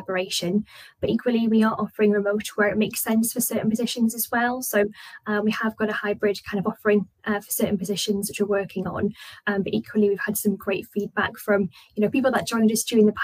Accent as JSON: {"language": "English", "town": "Newcastle upon Tyne", "region": "North East England", "country": "United Kingdom", "said": "I'm from the northeast. I'm from Newcastle"}